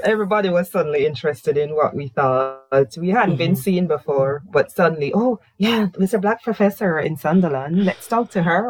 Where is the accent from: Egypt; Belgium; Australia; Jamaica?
Jamaica; moved away as an adult; now in United Kingdom; I said, Jamaica.